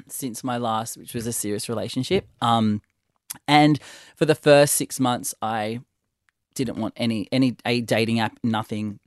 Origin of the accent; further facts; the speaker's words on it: Sydney, New South Wales, Australia; growing up in Sydney, Catholic schools